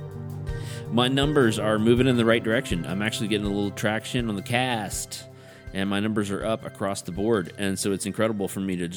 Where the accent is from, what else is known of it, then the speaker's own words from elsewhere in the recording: American South, United States; we're all American Southerners